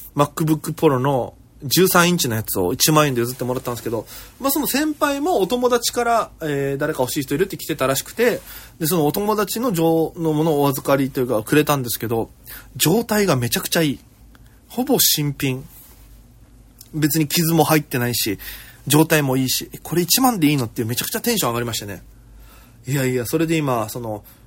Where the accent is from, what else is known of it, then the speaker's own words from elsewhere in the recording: Okinawa, Japan; moved away as an adult; now in Tokyo, Japan; 私、県出身で、現在東京でフリーのピン芸人として活動しております